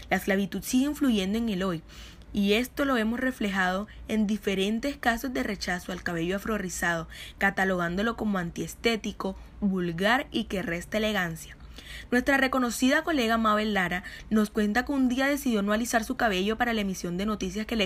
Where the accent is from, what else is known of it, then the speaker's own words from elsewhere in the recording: Colombia; esto también sucede en nuestro querido país. Como colombianos, a menos de que tengamos pruebas de que nuestros abuelos paternos y maternos son 100% de raza pura, seguimos siendo una mezcla.